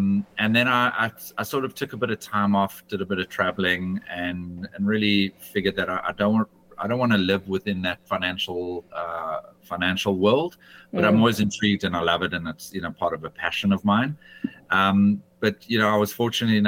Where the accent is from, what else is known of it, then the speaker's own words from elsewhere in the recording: South Africa; moved away as an adult; also born or lived in United Kingdom; I left my home country of South Africa and I moved to the United Kingdom.